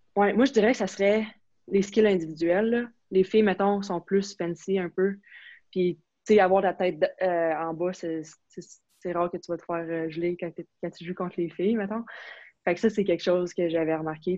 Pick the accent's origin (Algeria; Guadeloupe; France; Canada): Canada; Quebec; first language French; moved away as an adult; je viens du Québec